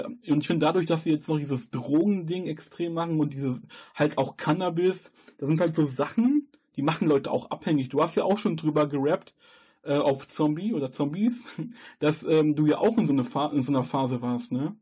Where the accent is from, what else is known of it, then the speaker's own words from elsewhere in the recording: North Rhine-Westphalia, Germany; ich komme jetzt hier aus NRW